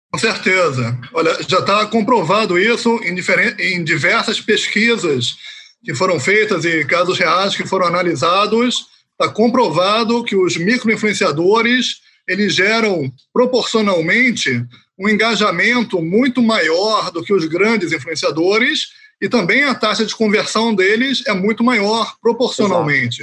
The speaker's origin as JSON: {"language": "Portuguese", "region": "Rio de Janeiro", "country": "Brazil", "also_born_or_lived": "Haifa area, Israel", "moved": "as an adult", "lives_now": "Israel", "said": "Eu originalmente sou do Rio de Janeiro, sou carioca"}